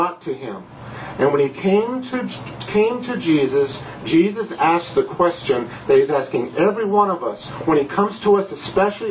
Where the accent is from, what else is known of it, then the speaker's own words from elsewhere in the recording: California, United States; moved away; I'm from California